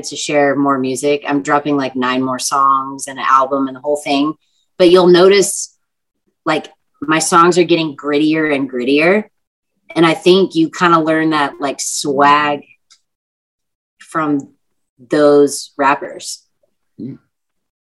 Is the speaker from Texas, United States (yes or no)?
yes; Texas, United States; I'm from Texas. So, like, I grew up on country music